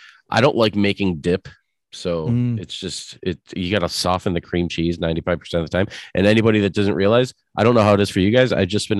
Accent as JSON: {"language": "English", "town": "Buffalo", "region": "New York", "country": "United States", "said": "I'm from Buffalo."}